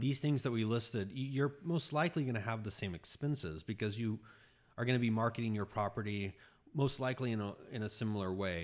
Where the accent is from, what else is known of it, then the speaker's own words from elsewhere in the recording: Austin, Texas, United States; I grew up in Austin